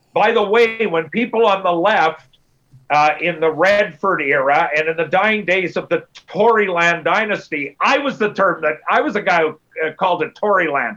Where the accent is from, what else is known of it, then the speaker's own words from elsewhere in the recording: Winnipeg, Manitoba, Canada; now in Calgary, Canada; I'm from Winnipeg